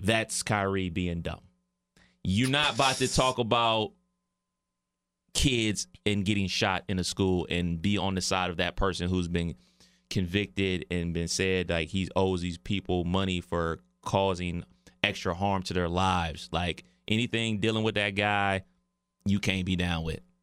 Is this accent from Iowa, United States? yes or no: no; Cleveland, Ohio, United States; moved away; my hometown of Cleveland, Ohio